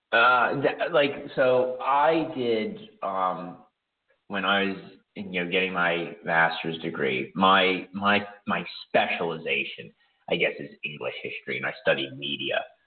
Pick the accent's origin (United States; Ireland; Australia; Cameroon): United States; Pittsburgh, Pennsylvania; born or raised there; moved away as an adult; now in Ukraine